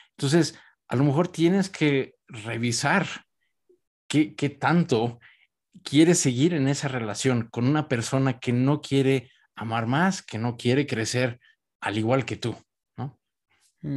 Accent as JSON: {"language": "Spanish", "country": "Mexico", "said": "yo soy mexicano"}